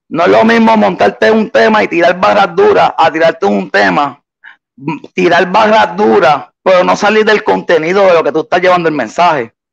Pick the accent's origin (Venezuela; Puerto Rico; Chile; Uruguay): Puerto Rico; also born or lived in Boston, United States; Yo me nací en Puerto Rico y a mis dos años, pues mi mamá decidió mudarse para para Boston. Allá estuve hasta los 11 y después a los 11 me vine para acá, para PR, para, mi isla del encanto